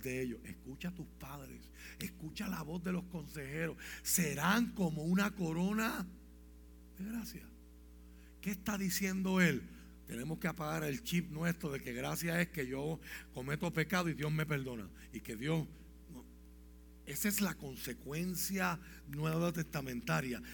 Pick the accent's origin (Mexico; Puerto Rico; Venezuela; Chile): Puerto Rico; aquí tenemos un reto como puertorriqueño